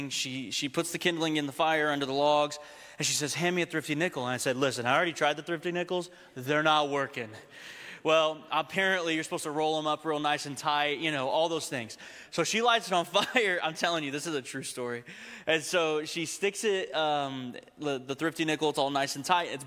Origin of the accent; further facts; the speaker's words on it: Texas, United States; Remember, I grew up in Texas, okay?